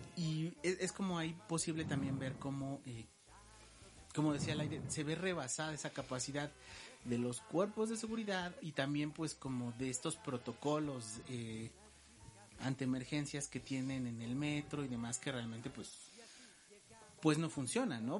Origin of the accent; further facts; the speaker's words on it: Mexico; como buenos mexicanos